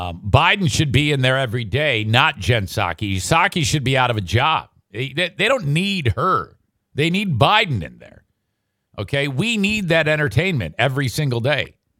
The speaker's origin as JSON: {"language": "English", "town": "Philadelphia", "region": "Pennsylvania", "country": "United States", "said": "Hey, I'm from Philly."}